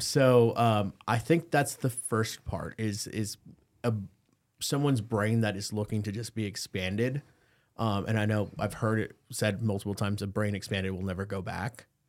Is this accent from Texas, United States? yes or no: yes; McAllen, Texas, United States; moved away; I started in South Texas in the Rio Grande Valley in McAllen. That's where my hometown's